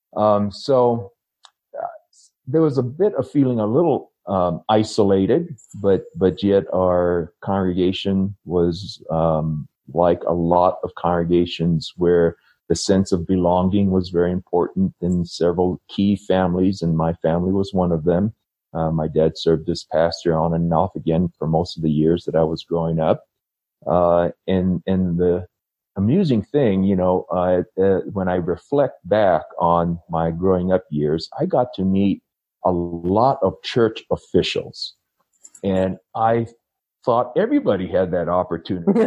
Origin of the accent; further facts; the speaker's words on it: Hawaii, United States; moved away as an adult; also born or lived in Upland, California / Bakersfield, California; now in Denver, Colorado, United States; growing up in Hawaii uh, as a young priesthood member